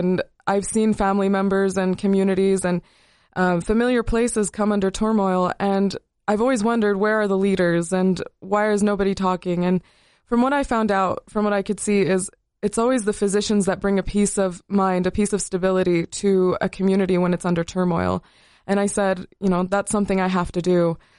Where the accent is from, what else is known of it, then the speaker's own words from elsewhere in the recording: Cedar City, Utah, United States; also born or lived in Las Cruces, United States; I was born in Las Cruces, New Mexico, before moving to Cedar about 17 years ago. But I'm originally from Palestine.